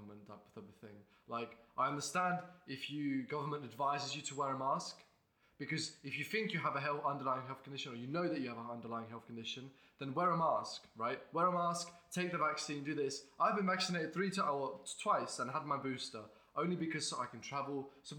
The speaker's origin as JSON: {"language": "English", "country": "Estonia", "moved": "yes", "lives_now": "Lincoln, United Kingdom", "said": "I'm from Estonia. I'm at University of Lincoln. I live here."}